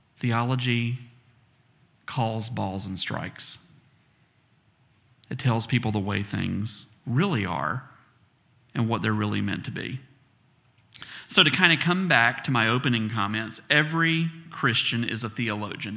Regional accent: the South, United States; accent: southern; I'm from the South, so it sounds like A I R

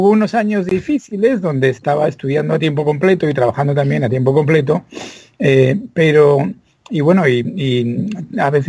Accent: Spain; moved away as an adult; now in United States; nací en España donde me crié, además, afortunadamente en el seno de una familia estupenda. Nunca teníamos dinero, pero había mucho amor eh, y muchos libros y mucha música.

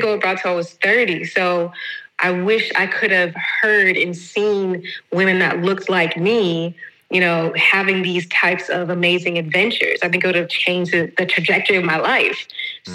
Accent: Atlanta, Georgia, United States; moved away as an adult; now in Valencia, Spain; I am originally from Atlanta, but I currently reside in Valencia, Spain. I've been in Spain for the past six years

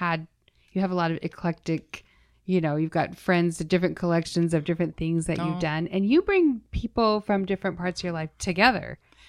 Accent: Utah, United States; now in Las Vegas, United States; I grew up in Utah.

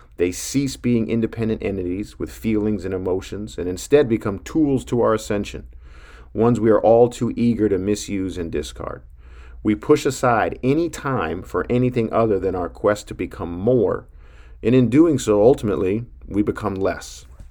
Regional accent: Billings, Montana, United States; growing up in Billings, Montana

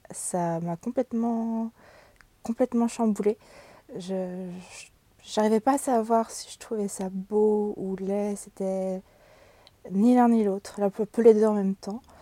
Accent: Brittany, France; J'ai grandi en Bretagne, j'ai beaucoup bougé, mais c'est en Bretagne que je suis restée le plus longtemps.

